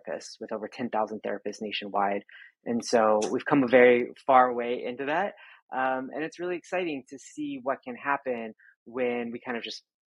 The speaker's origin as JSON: {"language": "English", "region": "Texas", "country": "United States", "tie": "born or raised there", "said": "I grew up in Texas"}